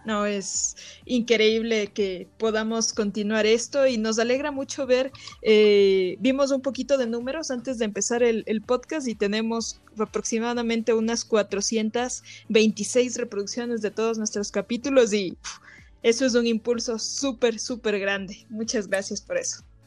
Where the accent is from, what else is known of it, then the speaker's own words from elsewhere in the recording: Ecuador; nosotros como nativos y locales de aquí de Ecuador